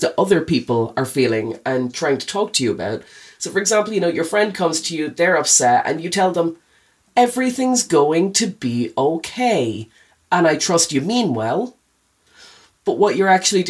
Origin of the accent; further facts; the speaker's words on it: New Ross, County Wexford, Ireland; I'm from New Ross.